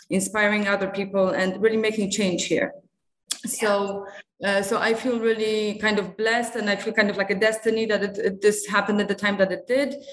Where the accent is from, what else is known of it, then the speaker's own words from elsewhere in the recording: Singapore; also born or lived in Poland; I'm originally from Poland. Uh, I'm a vet uh, who graduated from the Polish University in Warsaw. Uh, but I grew up in Asia, so I have a very strong bond to, to Asia. I grew up in Singapore